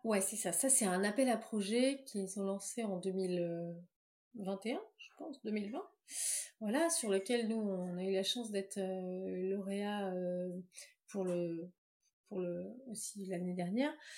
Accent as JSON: {"language": "French", "town": "Plouguerneau", "region": "Brittany", "country": "France", "tie": "born or raised there", "also_born_or_lived": "Rennes / Paris", "moved": "as an adult", "said": "on est natifs de Pouillerneau, tous les deux"}